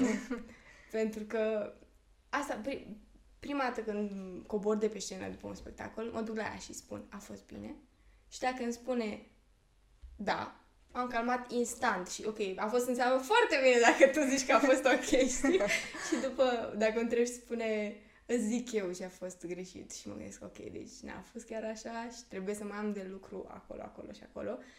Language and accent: Romanian; Perieți, Ialomița County, Romania; Eu nu sunt exact din Slobozia, sunt din Perieți.